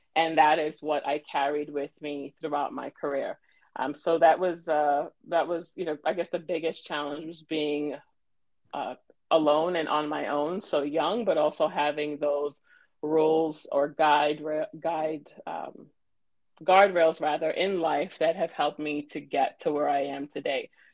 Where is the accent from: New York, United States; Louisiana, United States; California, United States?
New York, United States; New York City; born and raised in Brooklyn, New York